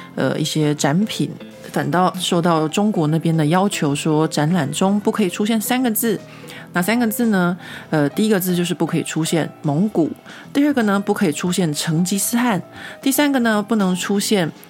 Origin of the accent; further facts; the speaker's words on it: Taiwan; moved away as an adult; now in Paris, France; 像我们这种在台湾长大，没有什么被，呃，监视的经验的人